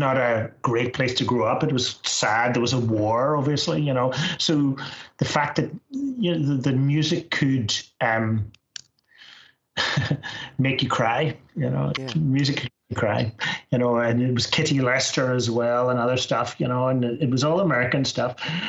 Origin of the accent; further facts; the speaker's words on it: Northern Ireland, United Kingdom; moved away; also born or lived in Scotland; I'm from Northern Ireland